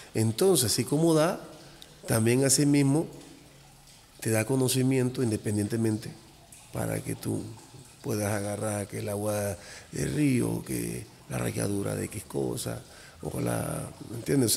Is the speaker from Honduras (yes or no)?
no; Cuba; now in Mexico; yo soy cubano